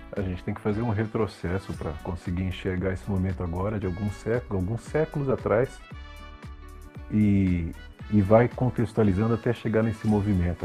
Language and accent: Portuguese; Brazil; a gente como brasileiro